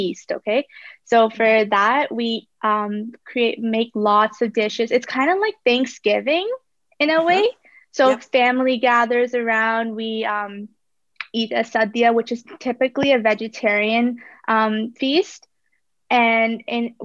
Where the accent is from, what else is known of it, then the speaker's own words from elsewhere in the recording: Bradford, Ontario, Canada; also born or lived in Kerala, India / Kingston, Ontario; my hometown is Bradford, Ontario, which is like a little outside of GTA